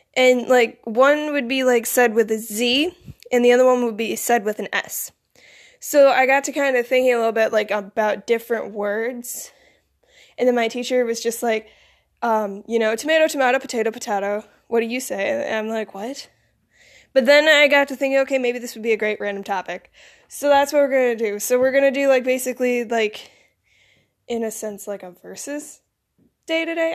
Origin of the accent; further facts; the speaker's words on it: Michigan, United States; accent: northern; also born or lived in Florida; I grew up and I was raised in the north, so I have more of a northern accent, but the southern accent is still there